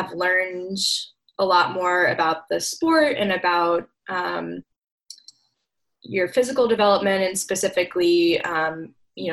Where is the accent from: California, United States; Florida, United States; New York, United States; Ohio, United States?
Florida, United States; St. Petersburg; moved away as an adult; also born or lived in Durham, North Carolina; now in Washington, DC, United States; I was born and raised in St. Petersburg, Florida, and moved to the DC area almost exactly 10 years ago, and live now in Northwest Washington, DC